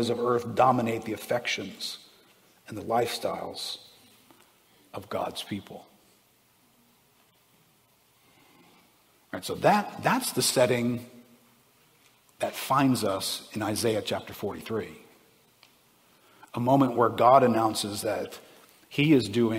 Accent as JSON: {"language": "English", "country": "United States", "said": "I'm an American"}